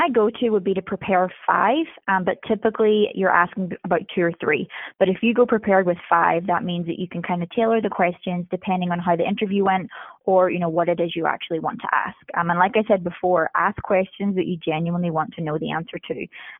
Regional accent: Northern Ireland, United Kingdom; I'm originally from Northern Ireland. I am a military brat, so moved around a lot. Most recently was living in Japan

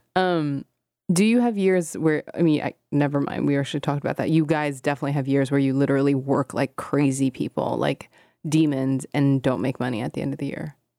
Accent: Hong Kong; moved away; when I was growing up in Hong Kong

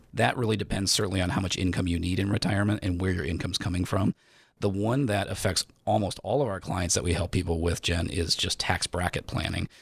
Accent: United States; I am, you know, born and raised in America, I love America

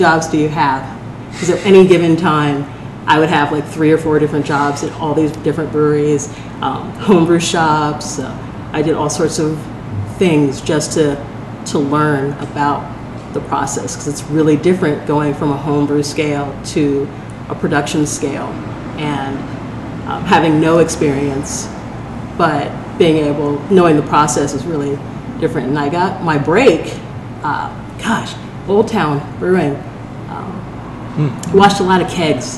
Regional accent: Portland, Oregon, United States; I think I am actually from Portland

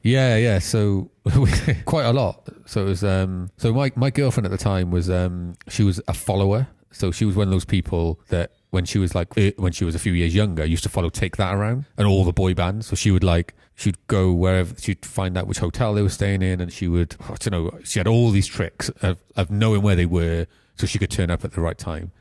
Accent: Pontypool, Wales, United Kingdom; also born or lived in Croesyceiliog / Cwmbran / Caldicot; I grew up, I was born in Pontypool. We lived in and Crossy Killiog and Cumbran on a council estate for a good few years.

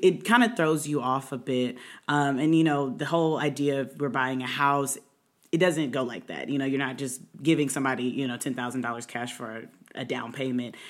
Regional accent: Indianapolis, Indiana, United States; now in Maryland, United States; I'm originally from Maryland, grew up in Indianapolis, moved back about six years ago

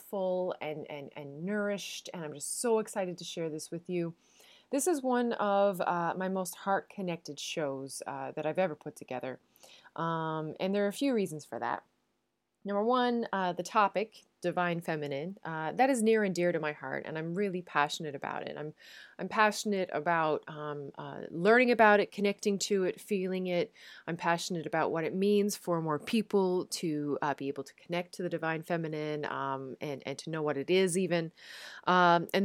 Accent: Newfoundland and Labrador, Canada; moved away as an adult; now in Netherlands; I am a Newfoundlander and Canadian, and I am coming to you from a city just south of Amsterdam in the Netherlands.

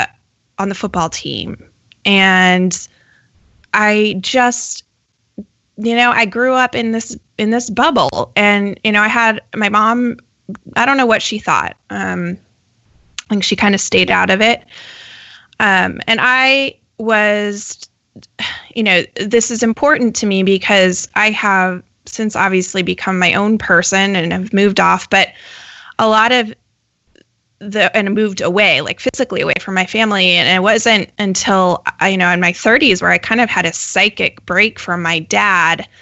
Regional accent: Colorado, United States; I grew up in Colorado

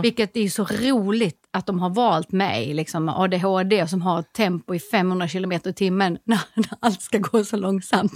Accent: Skåne, Sweden; jag är skåning

